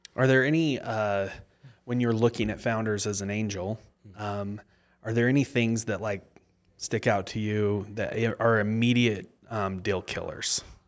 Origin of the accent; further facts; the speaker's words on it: Mapleton, Utah, United States; I was born in Mapleton and I live in Mapleton still.